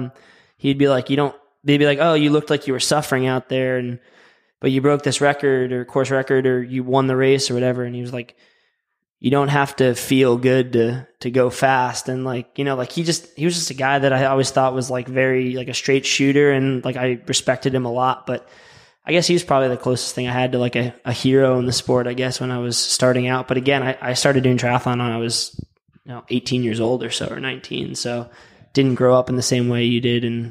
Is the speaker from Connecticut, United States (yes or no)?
yes; Connecticut, United States; now in Charlotte, United States; I'm from Connecticut, so I have no logical reason to like the Braves